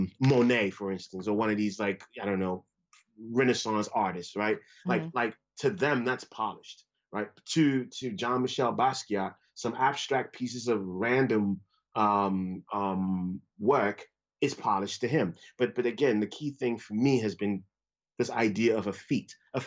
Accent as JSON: {"language": "English", "country": "Ghana", "tie": "born or raised there", "also_born_or_lived": "Brooklyn, United States", "moved": "yes", "said": "To be a visual artist. Fortunately, you know, because all of these things really depend on your household, you know. I was fortunate. I grew up"}